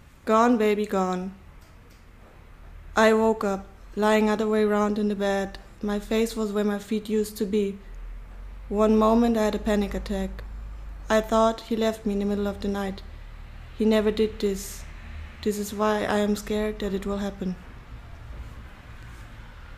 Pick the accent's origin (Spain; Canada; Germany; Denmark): Germany; Bavaria; English is a second language; moved away as an adult; also born or lived in Berlin; now in Istanbul, Turkey; I was born in Bavaria. I'm German